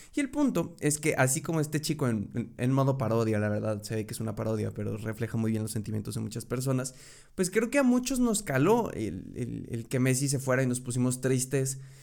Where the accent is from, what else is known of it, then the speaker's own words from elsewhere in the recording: Querétaro, Mexico; soy mexicano, de Querétaro específicamente